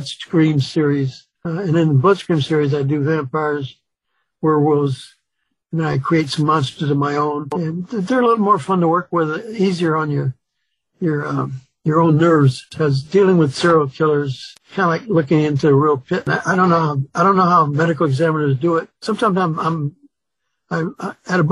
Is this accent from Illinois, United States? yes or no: yes; Chicago, Illinois, United States; also born or lived in Mississippi; My dad moved us up to Chicago looking for work